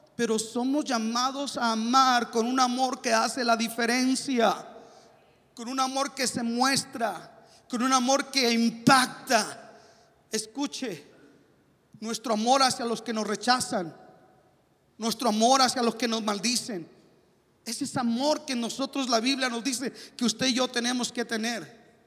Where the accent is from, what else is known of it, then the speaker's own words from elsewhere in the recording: Mexico; now in United States; soy mexicano